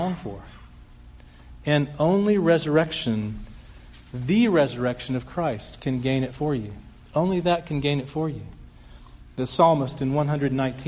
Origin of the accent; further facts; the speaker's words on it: Dallas, Texas, United States; moved away as an adult; I grew up here in Dallas for 20 years